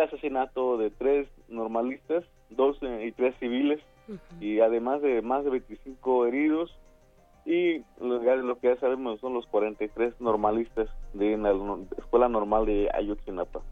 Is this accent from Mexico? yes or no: yes; San Luis Acatlán, Guerrero, Mexico; soy del municipio de San Luis Acatlán, en tierra de Genaro Vázquez